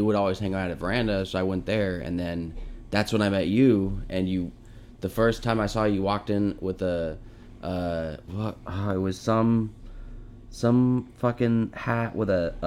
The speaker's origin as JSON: {"language": "English", "country": "United States", "tie": "born or raised there", "also_born_or_lived": "Muskogee, Oklahoma / Dallas, Texas", "moved": "as an adult", "said": "I did live in the Valley since I was like, we moved down here when I was like 2"}